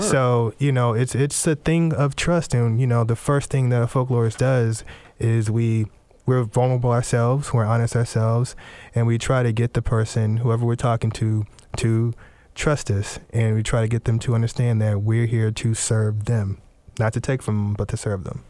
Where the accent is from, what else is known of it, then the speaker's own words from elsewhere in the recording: Houston, Texas, United States; moved away as an adult; also born or lived in Tennessee / Louisiana (family); now in Washington, United States; the African-American culture that I grew up in down in Houston, Texas